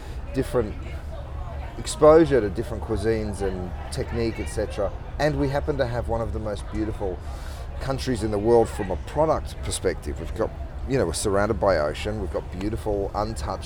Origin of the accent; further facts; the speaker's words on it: Melbourne, Victoria, Australia; I'm from Melbourne.